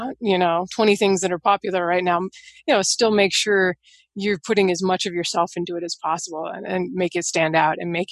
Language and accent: English; Seattle, Washington, United States; I grew up in Seattle